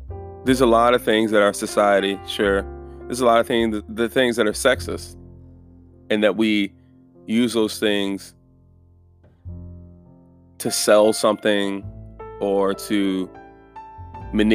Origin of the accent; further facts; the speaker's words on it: Chicago, Illinois, United States; growing up, where we grew up in Chicago, hearing gunshots and all that, there's a lot of fear